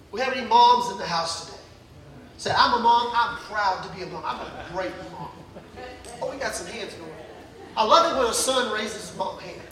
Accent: the South, United States; growing up in the South

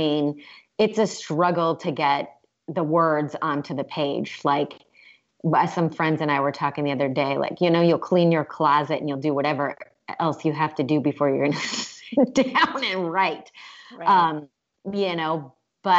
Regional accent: Cleveland, Ohio, United States; moved away as an adult; also born or lived in Maine / Massachusetts; now in Los Angeles, United States; I am from Cleveland, Ohio

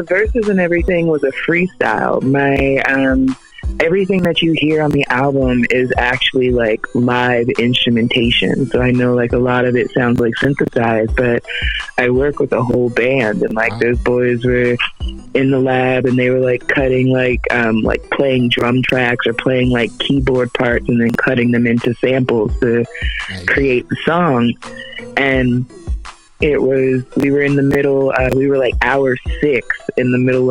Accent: Philadelphia, Pennsylvania, United States; I'm from Philly

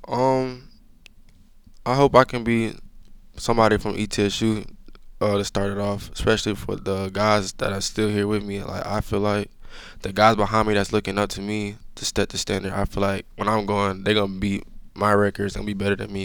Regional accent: Georgia, United States; moved away; I'm from Georgia

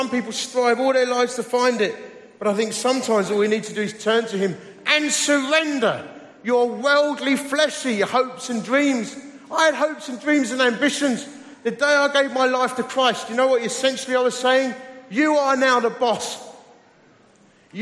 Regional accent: Romford, London, United Kingdom; also born or lived in Dagenham; I was just a bloke from Romford. Actually, I was born in Dagenham.

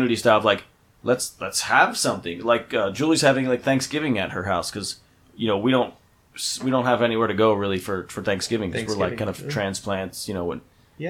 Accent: United States; moved away as an adult; I grew up in the Pennsylvania, New Jersey, New York area

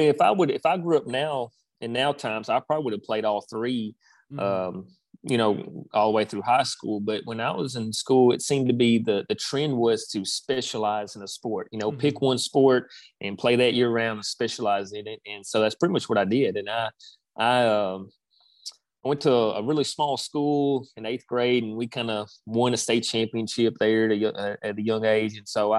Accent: Minnesota, United States; born there; Funny story. My dad, we're not originally from here. I was born in Minnesota. That's where my dad's from.

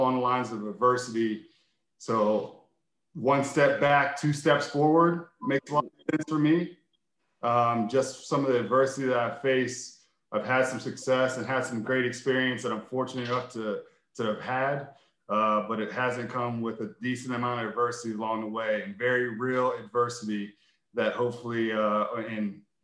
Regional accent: Vandergrift, Pennsylvania, United States; I grew up in Vandergrift, Pennsylvania, which is about 45 minutes outside of Pittsburgh. That's my roots

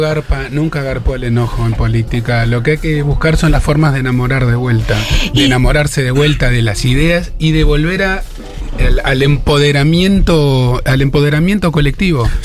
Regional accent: Argentina; Cuando yo nací en Argentina

